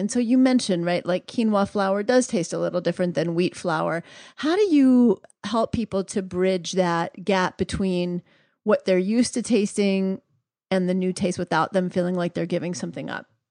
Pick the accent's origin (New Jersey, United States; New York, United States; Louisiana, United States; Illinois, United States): New York, United States; New York City; moved away; also born or lived in Atlanta, Georgia; I grew up in New York City